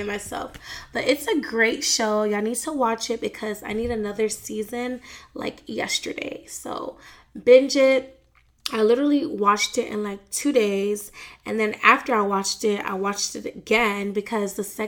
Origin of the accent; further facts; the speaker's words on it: Miami, Florida, United States; my hometown, Miami